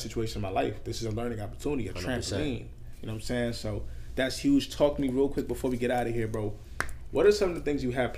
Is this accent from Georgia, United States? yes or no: no; Maryland, United States; I'm from Maryland